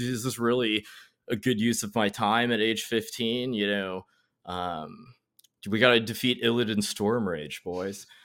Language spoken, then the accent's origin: English; North Carolina, United States; I'm from North Carolina, grew up here